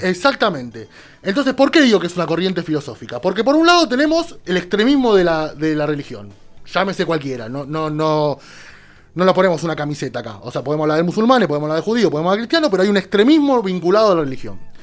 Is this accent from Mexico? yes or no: no; Argentina; como peronistas y como argentinos